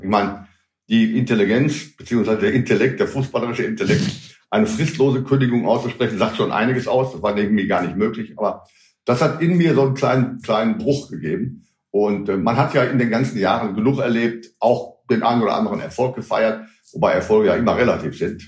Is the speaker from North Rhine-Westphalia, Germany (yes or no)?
yes; Schalke, North Rhine-Westphalia, Germany; bei meiner Heimat hier